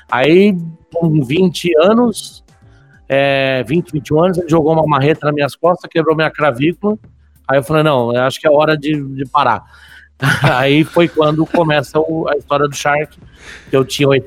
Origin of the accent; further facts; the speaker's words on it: São Paulo, Brazil; also born or lived in Santa Catarina / Cordeirópolis / Bofete; sou catarinense de nascimento, né, mas fui criado em São Paulo, entre São Paulo capital, interior, Corderópolis, Bofete, enfim, me mudavam umas 30 vezes por ano.